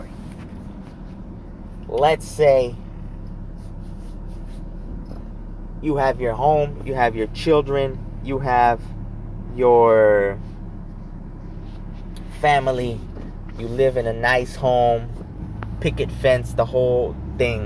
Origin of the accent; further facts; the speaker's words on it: California, United States; I'm Mexican blooded, but I'm California born and bred, so I'm an American as well.